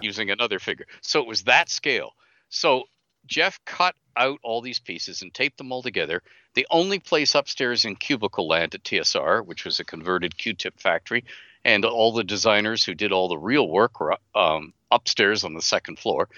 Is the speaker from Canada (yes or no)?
yes; Canada; I'm Canadian.